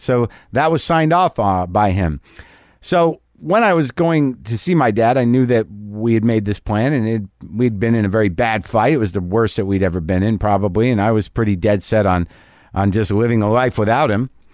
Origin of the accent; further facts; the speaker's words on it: New Mexico, United States; moved away; I just got back from New Mexico. I did a benefit out there in my hometown